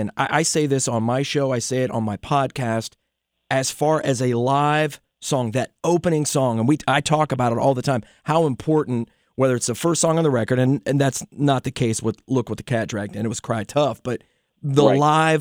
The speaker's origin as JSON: {"language": "English", "region": "southeastern Ohio", "country": "United States", "tie": "born or raised there", "said": "I grew up on the Ohio River in southern Ohio, southeastern Ohio"}